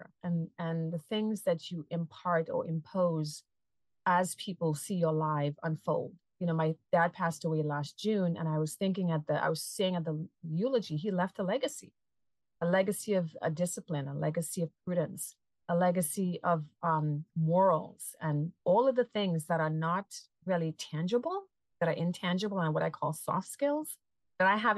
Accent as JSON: {"language": "English", "country": "Trinidad & Tobago", "moved": "yes", "lives_now": "Massachusetts, United States", "said": "I'm a transplant from Trinidad and Tobago, a sunny Caribbean island, and I live in Massachusetts"}